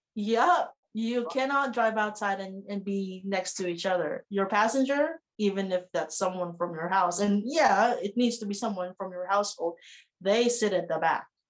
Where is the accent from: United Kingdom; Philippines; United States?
Philippines; now in New Zealand; I, as a Filipino